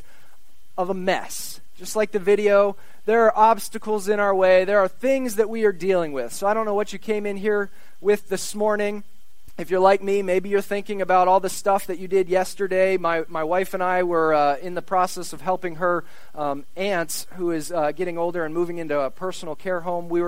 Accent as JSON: {"language": "English", "town": "Shippensburg", "region": "Pennsylvania", "country": "United States", "tie": "born or raised there", "said": "as a Shippensburg native"}